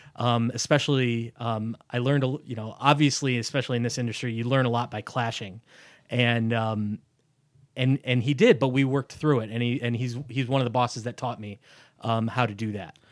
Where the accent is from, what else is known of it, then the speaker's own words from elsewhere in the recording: Greece, New York, United States; I grew up in Greece